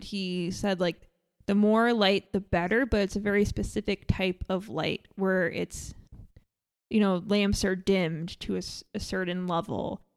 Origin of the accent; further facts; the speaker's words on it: New York, United States; I grew up in New York